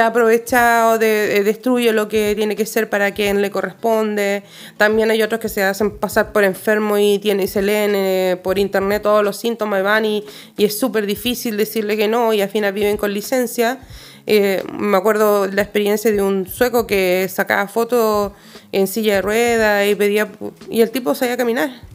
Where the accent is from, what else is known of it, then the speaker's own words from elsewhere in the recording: Chile; now in Sweden; soy chilena